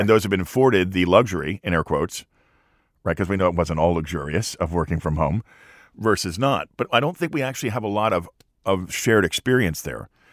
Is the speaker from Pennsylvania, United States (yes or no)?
yes; Lehigh Valley, Pennsylvania, United States; I grew up in Lehigh Valley.